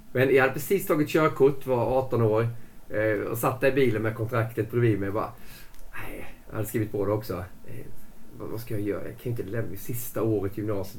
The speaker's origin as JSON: {"language": "Swedish", "town": "Växjö", "region": "Kronoberg County", "country": "Sweden", "also_born_or_lived": "Gothenburg", "moved": "as an adult", "said": "jag kom från Växjö, från en liten by utanför Växjö först. Sen ska jag upp till Göteborg"}